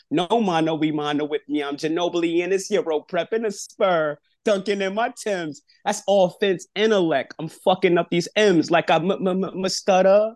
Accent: New York City, New York, United States; I'm from Brooklyn

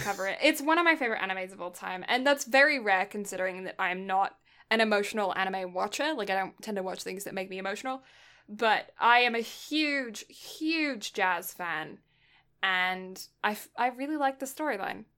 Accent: United Kingdom; I'm British

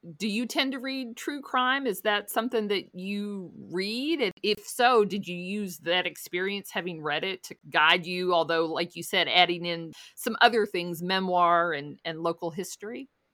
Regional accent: Louisville, Kentucky, United States; I've lived here my whole life

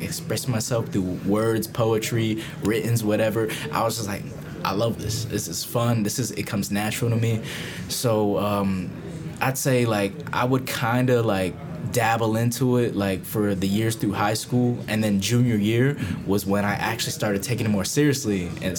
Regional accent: Tampa, Florida, United States; also born or lived in Vietnam; Tampa, Florida, to be exact. Hey. Tampa represent, you know, live my whole life here.

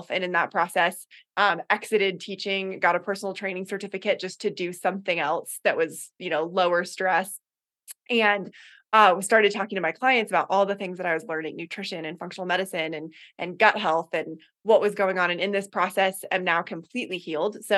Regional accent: Boulder, Colorado, United States; also born or lived in Gambier, Ohio / Puget Sound, Washington; now in Colorado Springs, United States; i'm from boulder colorado originally

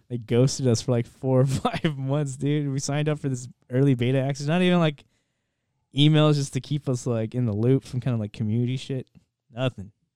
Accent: United States; as an American

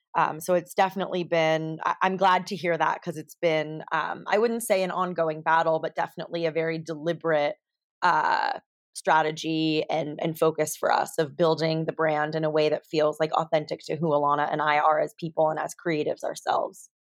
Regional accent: California, United States; I grew up in California

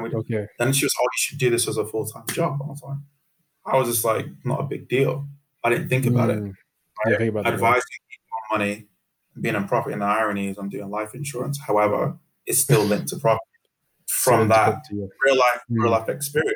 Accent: Manchester, North West England, United Kingdom; also born or lived in Sierra Leone / Birmingham; I'm from Manchester

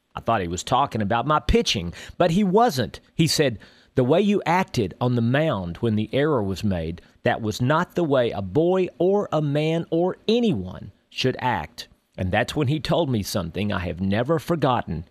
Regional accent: Texas, United States; When I was a boy growing up in Texas

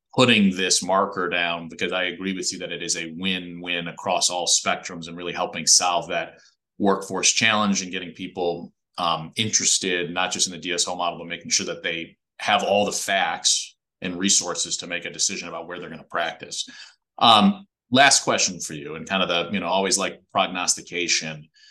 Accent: Chicago, Illinois, United States; I grew up in Chicago in the city

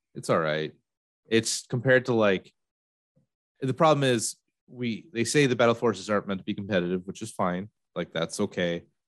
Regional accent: Peru, New York, United States; I'm from Peru, New York, a lot of farms up there.

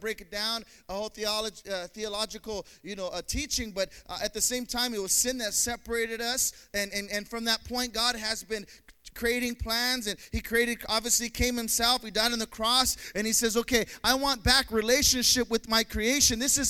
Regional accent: Pretoria, Gauteng, South Africa; my city in Pretoria is not the most popular city

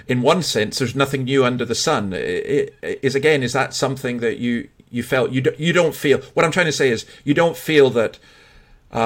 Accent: Scotland, United Kingdom; as a Scotsman

